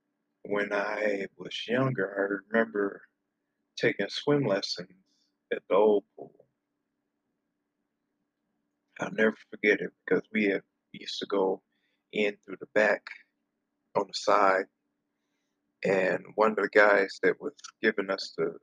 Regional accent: Flint, Michigan, United States; I am originally from Flint, Michigan.

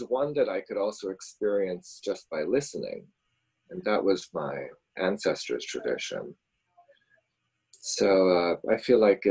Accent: Kitchener, Ontario, Canada; moved away as an adult; also born or lived in Musoma, Tanzania / England / Toronto; I grew up in Kitchener, Ontario

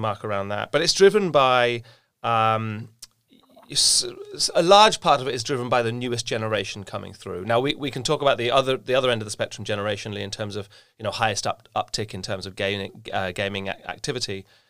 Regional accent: England, United Kingdom; being English

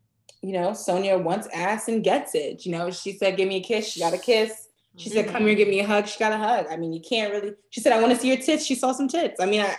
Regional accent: New York, United States; I'm from New York. Leave me alone.

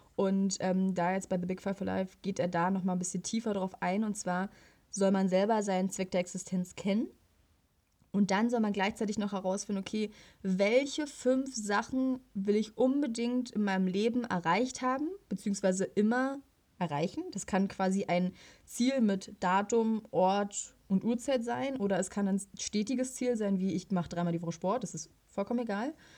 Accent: Potsdam, Brandenburg, Germany; als äh, Potsdamer

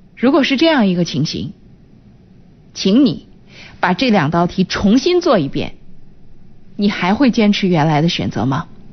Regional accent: Qinhuangdao, Hebei, China; moved away as an adult; now in Shijiazhuang, China; 我们这个从秦皇岛嫁到石家庄

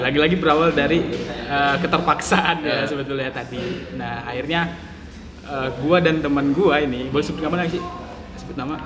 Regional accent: Jambi, Indonesia; moved away; asal gue dari Jambi

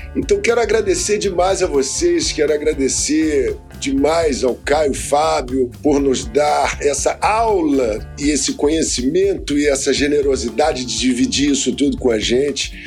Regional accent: Mogi das Cruzes, São Paulo, Brazil; Eu sou lá de, de Mogi das Cruzes, né? E passei a minha infância ali

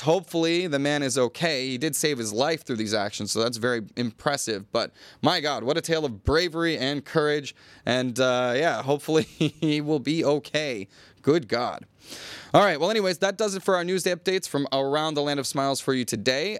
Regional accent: United States; now in Thailand; as an American

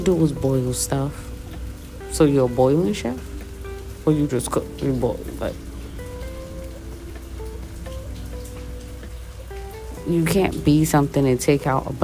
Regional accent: United States; I'm American

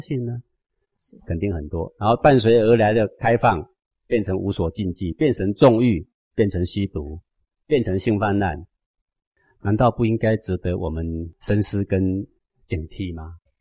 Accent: Taiwan; 我是台湾土生土长的人

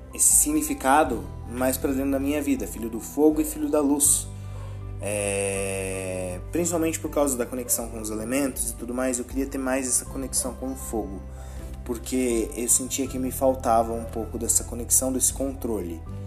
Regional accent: Brazil; eu sou brasileiro

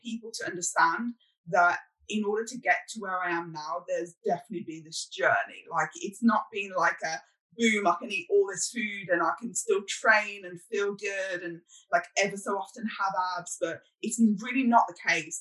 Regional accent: United Kingdom; I'm British

